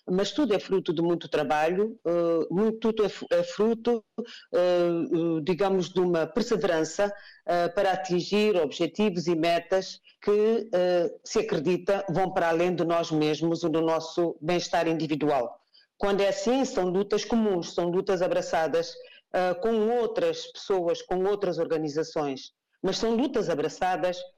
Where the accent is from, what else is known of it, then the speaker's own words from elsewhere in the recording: Guinea-Bissau; Não sou guineense apenas porque nasci na Guiné-Bissau. Eu sou guineense porque escolhi a Guiné-Bissau como a minha primeira opção.